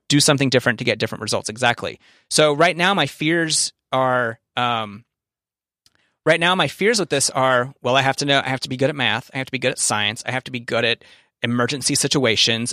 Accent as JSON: {"language": "English", "region": "the South", "country": "United States", "said": "we're both from the South."}